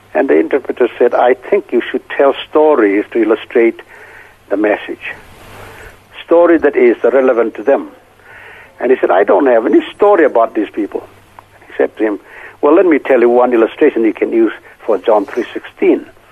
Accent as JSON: {"language": "English", "town": "Senvon", "region": "Manipur", "country": "India", "moved": "yes"}